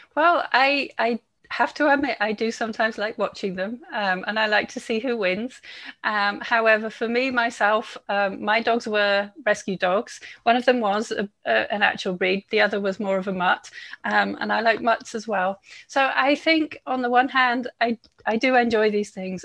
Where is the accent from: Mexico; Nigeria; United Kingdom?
United Kingdom; England; moved away; I'm English